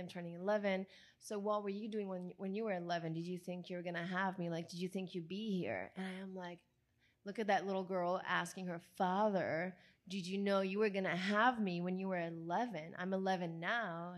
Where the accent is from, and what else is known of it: Italy; English is a second language; moved away as an adult; now in Los Angeles, United States